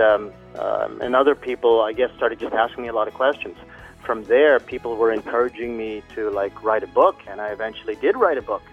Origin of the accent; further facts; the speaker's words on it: Canada; moved away as an adult; also born or lived in Philippines; now in Fukuoka, Japan; I'm Canadian, mm-hmm. although I was born in the Philippines